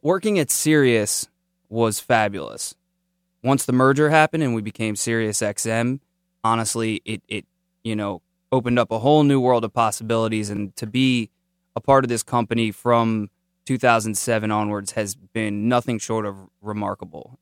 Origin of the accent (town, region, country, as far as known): Silver Spring, Maryland, United States; born or raised there